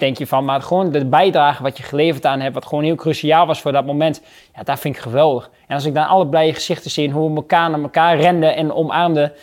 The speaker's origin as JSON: {"language": "Dutch", "country": "Netherlands", "said": "als Nederlanders"}